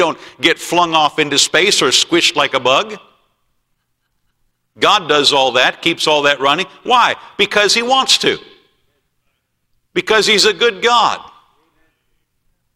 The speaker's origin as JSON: {"language": "English", "country": "United States", "tie": "born or raised there", "said": "I did not choose to be born in America. I'm glad that I was born in America."}